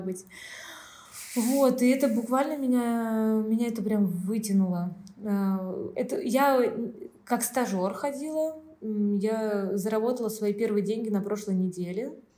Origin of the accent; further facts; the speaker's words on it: Saint Petersburg, Russia; moved away as an adult; now in Antalya, Turkey; я приехала не из Украины, мы из России, мы из Петербурга.